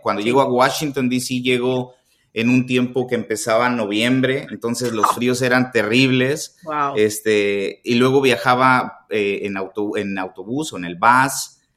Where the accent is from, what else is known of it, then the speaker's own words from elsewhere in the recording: Xalapa, Veracruz, Mexico; moved away as an adult; now in United States; nos fuimos para Jalapa, Veracruz, que es de donde soy yo, y ahí cursé mis tres años